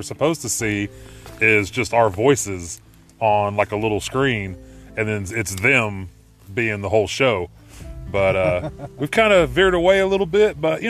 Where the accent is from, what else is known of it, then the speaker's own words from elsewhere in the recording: Fairfax, Oklahoma, United States; now in Ponca City, United States; I'm from Fairfax, but I'm living in Ponca right now.